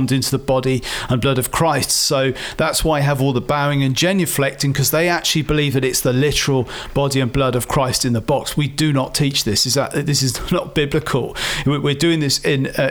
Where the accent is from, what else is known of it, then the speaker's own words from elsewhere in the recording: Oxford, South East England, United Kingdom; my hometown of Oxford